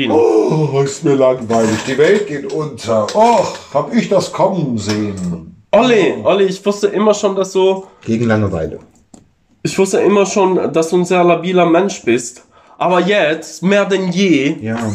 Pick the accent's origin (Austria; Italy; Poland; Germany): Italy; Also ich als Italiener, ich denke immer ans Essen.